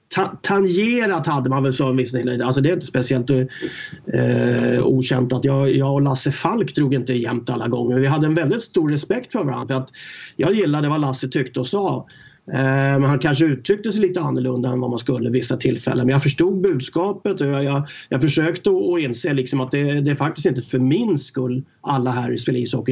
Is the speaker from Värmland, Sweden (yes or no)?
no; Stockholm, Stockholm County, Sweden; jag var uppväxt i eh, Stockholm, i förorterna där